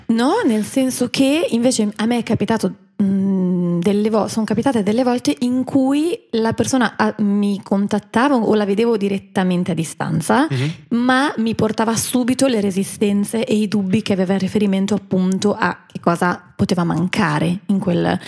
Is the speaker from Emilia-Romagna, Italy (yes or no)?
no; Milan, Lombardy, Italy; L'unica milanese eh, sono io.